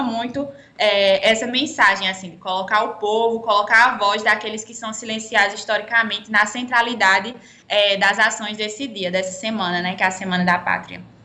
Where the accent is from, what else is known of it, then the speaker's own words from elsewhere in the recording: Pernambuco, Brazil; moved away as an adult; now in Campina Grande, Brazil; eu não sou paraibana, sou pernambucana, é, vim morar aqui na, em Campina Grande para cursar arquitetura e urbanismo na UFCG